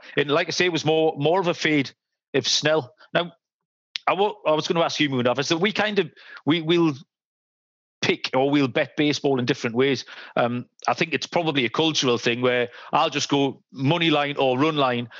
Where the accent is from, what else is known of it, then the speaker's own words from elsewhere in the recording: England, United Kingdom; I'm an Englishman.